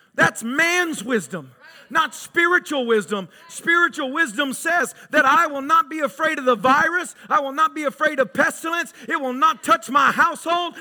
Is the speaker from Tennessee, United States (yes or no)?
yes; Tennessee, United States; growing up in Tennessee, good old boys, rednecks, whatever you want to call us